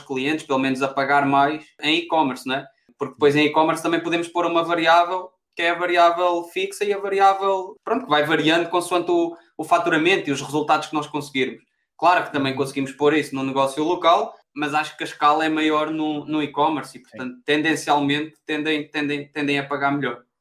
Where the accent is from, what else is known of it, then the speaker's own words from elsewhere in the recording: Pombal, Leiria District, Portugal; Eu sou de Pombal, é, perto de Leiria.